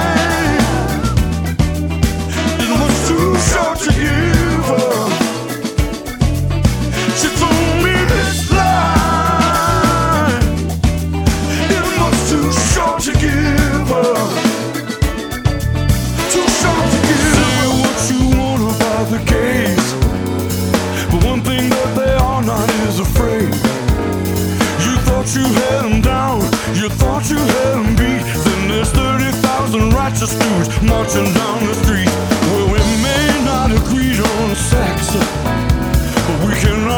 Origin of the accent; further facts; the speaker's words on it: Ferguson, Missouri, United States; moved away; also born or lived in California; a guy who I grew up with in Ferguson, Missouri.